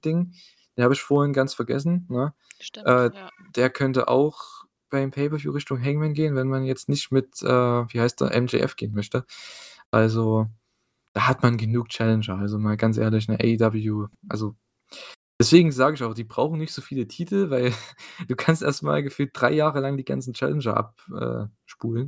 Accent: East Germany, Germany; dazu bin ich noch Ossi, ich habe es schon gesagt, ne? Ich bin aus dem Osten

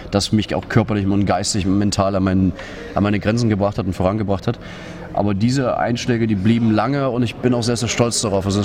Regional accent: Russia; now in Dresden, Germany; Ich liebe Deutschland, ich liebe Dresden, das ist meine Heimat. Ich habe nicht vor, nach Russland zurückzuziehen.

